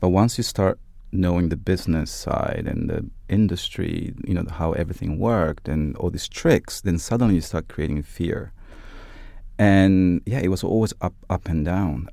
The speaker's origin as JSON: {"language": "English", "country": "Italy", "tie": "born or raised there", "also_born_or_lived": "Japan / London", "moved": "as an adult", "said": "I was born in Japan and brought up both in Italy and Japan, and I did high school in Italy"}